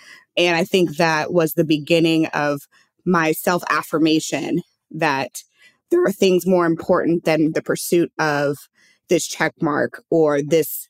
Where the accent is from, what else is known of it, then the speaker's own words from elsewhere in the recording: St. Louis, Missouri, United States; I'm from St. Louis, Missouri. So I grew up in a state that was, you know, flyover state, more or less